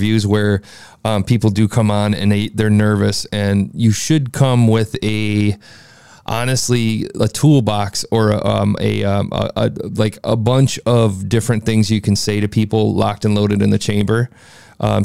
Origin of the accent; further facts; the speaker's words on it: Midwest, United States; I'm from the Midwest